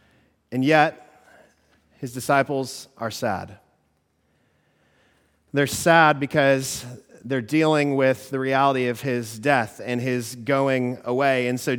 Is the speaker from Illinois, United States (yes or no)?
yes; Chicago, Illinois, United States; So for me, when I grew up in Chicago, one of the greatest things about that was Michael Jordan.